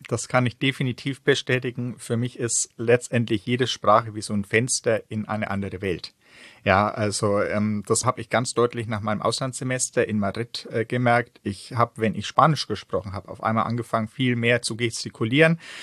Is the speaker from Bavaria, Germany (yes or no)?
yes; Franconia, Bavaria, Germany; now in Northern Germany; Ich stamme aus dem schönen Bayern, um ein bisschen konkreter zu werden, aus Franken, also ja, so eine halbe Stunde von Bamberg entfernt in etwa da bin ich in einem ganz kleinen Dorf aufgewachsen.